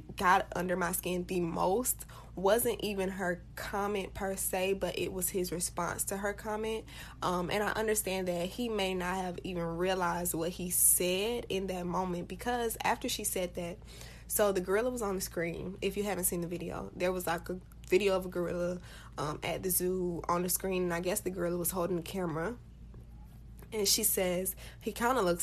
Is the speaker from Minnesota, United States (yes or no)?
no; Florida, United States; I am from Florida